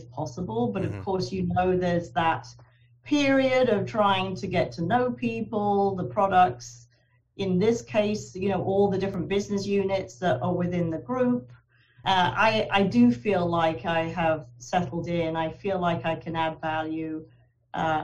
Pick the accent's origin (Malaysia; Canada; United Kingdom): United Kingdom; Guildford, South East England; moved away as an adult; also born or lived in London, United Kingdom / Wallingford, Connecticut, United States; now in Vermont, United States; I was born and raised in England